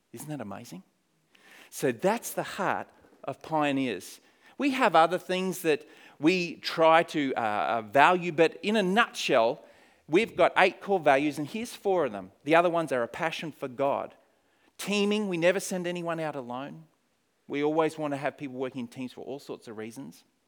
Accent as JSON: {"language": "English", "country": "Australia", "also_born_or_lived": "Poland", "moved": "as an adult", "lives_now": "New Zealand", "said": "I am an Aussie. Uh, but I haven't lived in Australia, if this counts for anything, for many years"}